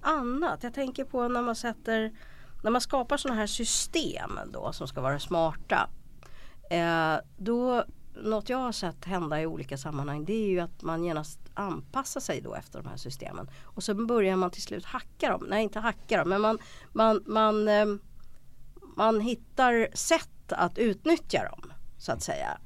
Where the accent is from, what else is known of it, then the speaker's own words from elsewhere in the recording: Sweden; som svensk